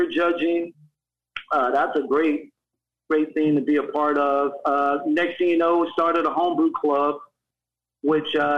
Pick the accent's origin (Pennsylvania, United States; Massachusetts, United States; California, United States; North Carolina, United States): North Carolina, United States; now in Sacramento, United States; I grew up in North Carolina